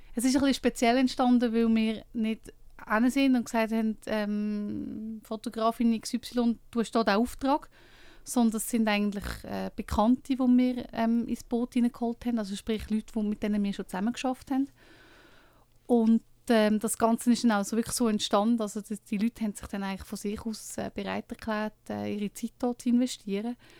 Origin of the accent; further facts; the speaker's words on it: Lucerne, Switzerland; ich komme aus Luzern